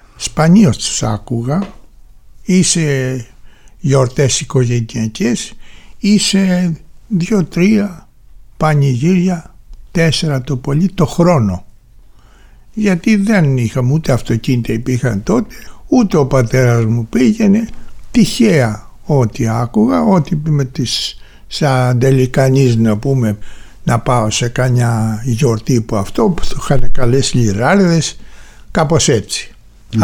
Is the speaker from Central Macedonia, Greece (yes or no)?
no; Heraklion, Crete, Greece; γεννήθηκα στο Ηράκλειο της Κρήτης 11 του Μάη του 1940